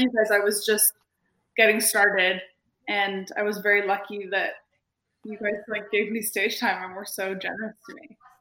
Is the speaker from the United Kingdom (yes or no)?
no; Montreal, Quebec, Canada; moved away as an adult; now in Toronto, Canada; I'm from Montreal, but I've lived in Toronto for over a decade.